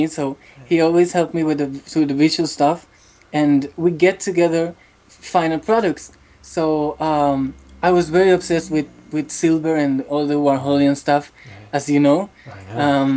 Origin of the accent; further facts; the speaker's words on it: Bucaramanga, Santander, Colombia; English is a second language; I was born in a city called Bucaramanga, in the east side of the country